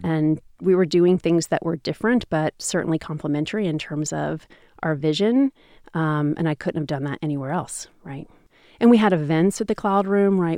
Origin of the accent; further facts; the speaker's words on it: Seattle, Washington, United States; I'm American. I never left Seattle